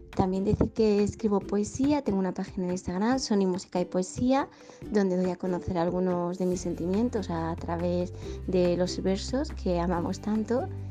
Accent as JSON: {"language": "Spanish", "town": "Madrid", "region": "Community of Madrid", "country": "Spain", "said": "soy de Madrid, España"}